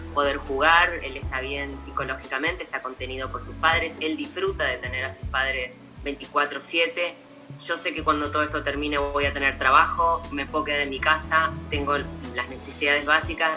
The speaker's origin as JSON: {"language": "Spanish", "region": "Montevideo", "country": "Uruguay", "tie": "born or raised there", "said": "yo soy de Cerro de Montevideo, o sea, yo crecí"}